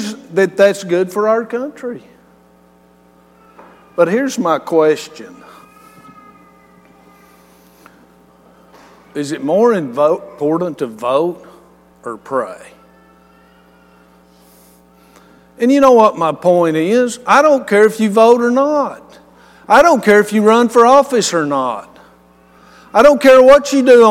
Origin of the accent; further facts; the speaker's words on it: West Texas, United States; I'm from West Texas